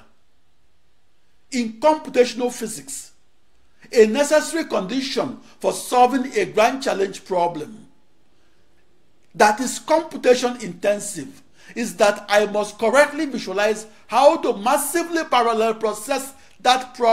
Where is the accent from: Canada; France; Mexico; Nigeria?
Nigeria; moved away; I was described as the Nigerian supercomputer genius